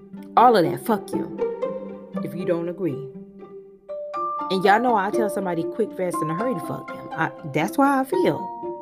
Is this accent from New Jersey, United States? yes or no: no; Miami, Florida, United States; moved away; I am from Miami